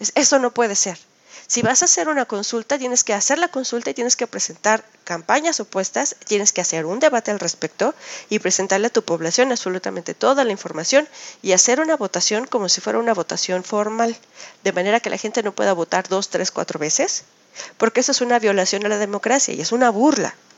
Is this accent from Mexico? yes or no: yes; Mexico; now in Switzerland; En México somos los mexicanos los que trabajamos en las áreas de limpieza